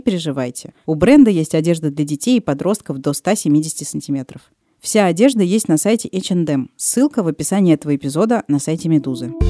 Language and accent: Russian; Moscow, Russia; я москвичка